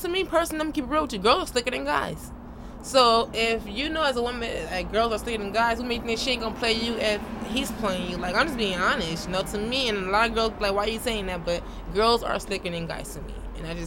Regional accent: New Orleans, Louisiana, United States; moved away; I'm originally from New Orleans

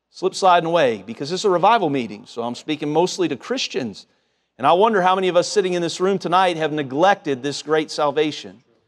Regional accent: Cincinnati, Ohio, United States; moved away; home growing up in Cincinnati

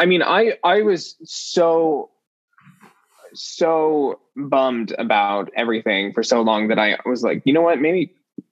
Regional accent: Richfield, Utah, United States; moved away as an adult; also born or lived in Cedar City, Utah; now in Columbia, United States; I grew up in a small town in central Utah called Richfield. And I lived there until I was about 14.

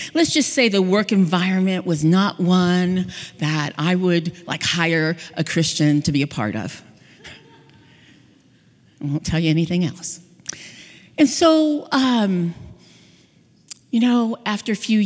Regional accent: Hawaii, United States; moved away; also born or lived in California; I'm from Hawaii. I lived in California near the beach.

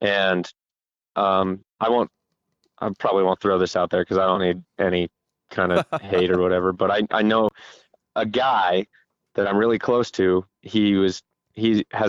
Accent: Utah, United States; I'm from Utah

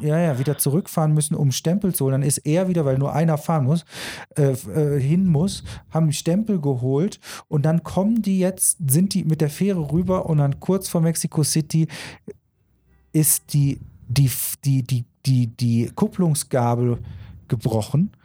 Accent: Germany; bei uns in Deutschland

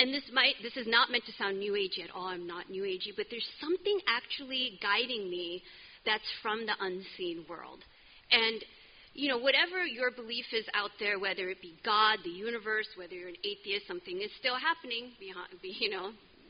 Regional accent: California, United States; moved away; I'm from California.

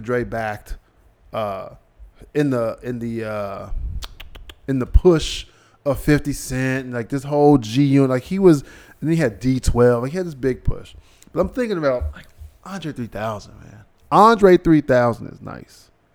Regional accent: Cincinnati, Ohio, United States; I'm from Ohio. I'm from Cincinnati

